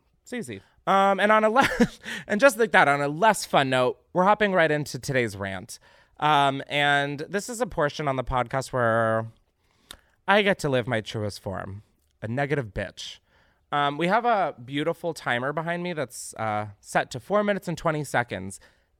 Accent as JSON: {"language": "English", "town": "Naperville", "region": "Illinois", "country": "United States", "tie": "born or raised there", "said": "Recently, my hometown of Naperville and surrounding suburbs of Chicago was hit by a tornado"}